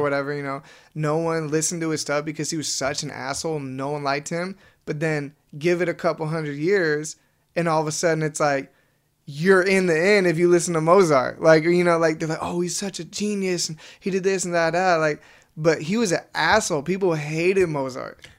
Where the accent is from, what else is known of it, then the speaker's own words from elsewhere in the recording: Wenatchee, Washington, United States; now in El Segundo, United States; we grew up together in Wenatchee